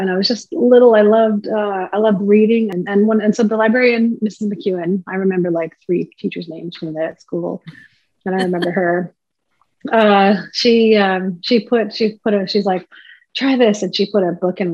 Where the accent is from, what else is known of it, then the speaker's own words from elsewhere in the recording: Prince George, British Columbia, Canada; I'm from the beautiful village of Nadlewetan First Nation, which is located about an hour and a half west of Prince George in BC